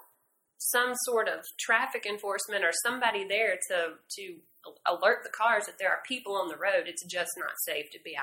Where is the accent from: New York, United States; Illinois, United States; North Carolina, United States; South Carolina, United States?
South Carolina, United States; Anderson; I'm also born and raised in Anderson